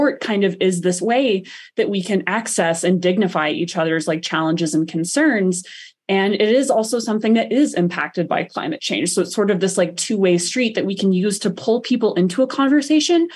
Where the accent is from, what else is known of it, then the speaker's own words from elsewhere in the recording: the South, United States; now in Colorado, United States; growing up in the South was a connection to sport